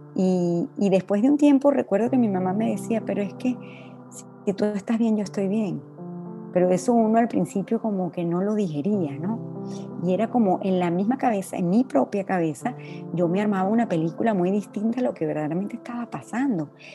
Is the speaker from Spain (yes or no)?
no; Venezuela; moved away as an adult; now in Dominican Republic; me tocó salir de Venezuela hace 20 años